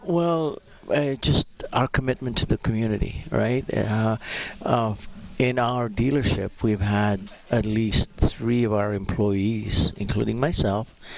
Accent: Philippines; now in Alberta, Canada; I'm originally from the Philippines

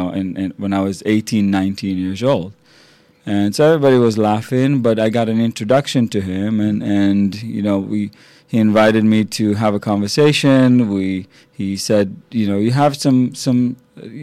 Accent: Israel; now in United States; I grew up in the Holy Land in a little tiny village in Israel

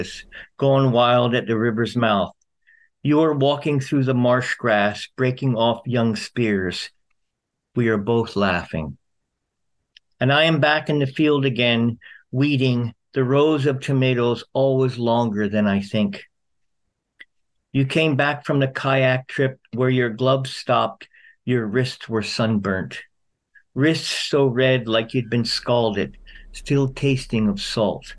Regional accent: Philadelphia, Pennsylvania, United States; I was raised out just in Philadelphia.

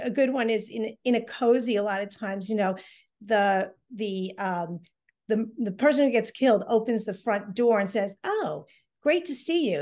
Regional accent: Hull, Massachusetts, United States; my hometown of Hull

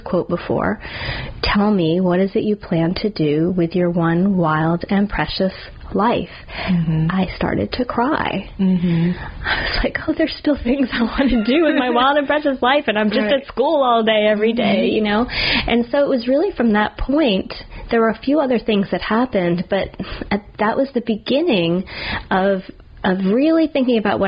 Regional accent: New Jersey, United States; moved away as an adult; also born or lived in Alabama; now in New Orleans, United States; moving away from where I grew up in New Jersey all the way to Alabama

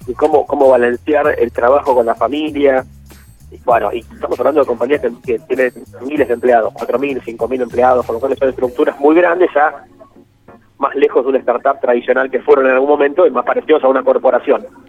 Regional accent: Rivera, Buenos Aires Province, Argentina; Yo soy de la zona, soy de Rivera, por ahí más o menos cerca.

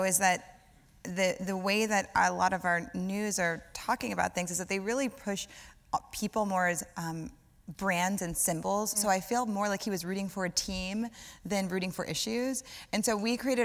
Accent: Louisiana, United States; So I'm from Louisiana

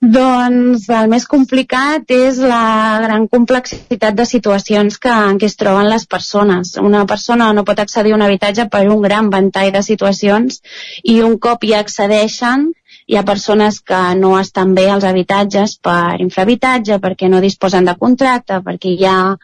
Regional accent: Ripollès, Catalonia, Spain; dos dels cofundadors som del Ripollès

